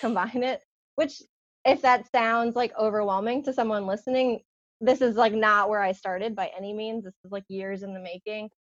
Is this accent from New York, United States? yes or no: yes; Long Island, New York, United States; now in South Carolina, United States; I live in South Carolina, but I was born and raised in New York on Long Island